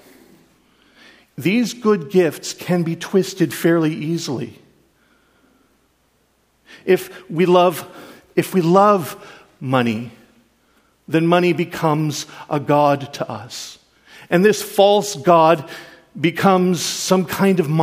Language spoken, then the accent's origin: English; Canada; I'm a Canadian